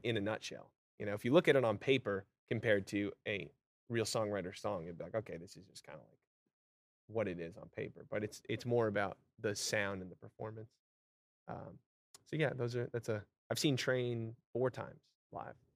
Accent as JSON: {"language": "English", "region": "Vermont", "country": "United States", "tie": "born or raised there", "also_born_or_lived": "Long Island, New York / Los Angeles, California", "moved": "as an adult", "lives_now": "Nashville, United States", "said": "I grew up in Vermont, which is very country. You know, my hometown's two thousand people"}